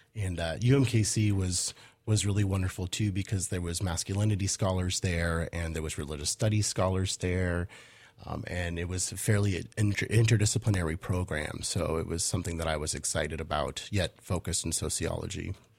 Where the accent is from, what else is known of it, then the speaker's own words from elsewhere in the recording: Portland, Oregon, United States; also born or lived in Los Angeles / Midwest; I'm from Los Angeles, but I, I came of age in Portland.